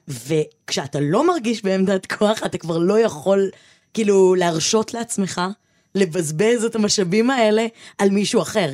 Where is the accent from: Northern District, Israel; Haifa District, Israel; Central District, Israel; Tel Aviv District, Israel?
Tel Aviv District, Israel; Givatayim; מהאשכנזיות שלי, מהלבנות שלי, מהגבעתיים שלי